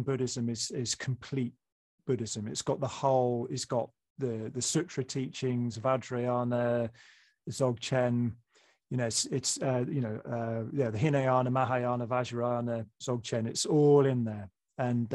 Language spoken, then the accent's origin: English; England, United Kingdom; I'm English.